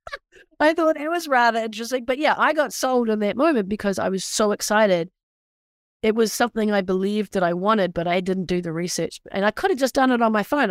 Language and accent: English; New Zealand; now in United States; I'm from the Deep South, also known as New Zealand